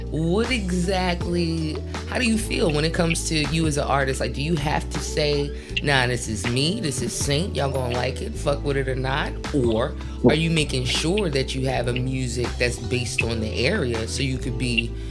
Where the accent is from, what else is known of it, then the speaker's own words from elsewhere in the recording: New Jersey, United States; I'm from Jersey too.